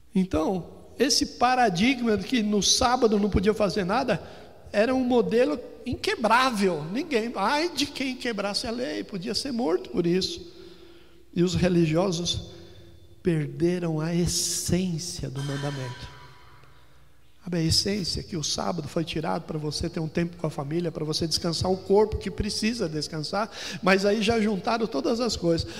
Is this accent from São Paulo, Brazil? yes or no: yes; São Paulo, Brazil; also born or lived in Ribeirão Preto / Campinas; cresci toda a minha infância aqui na Zona Norte